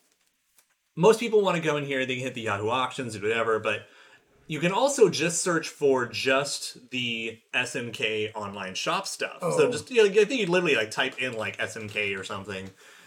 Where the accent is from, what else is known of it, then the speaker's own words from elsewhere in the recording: United States; I'm an American